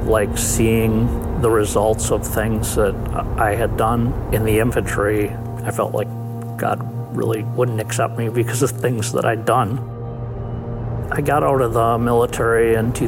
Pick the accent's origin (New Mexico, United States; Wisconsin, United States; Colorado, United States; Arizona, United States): Wisconsin, United States; Milwaukee; Growing up in Milwaukee, I was very religious.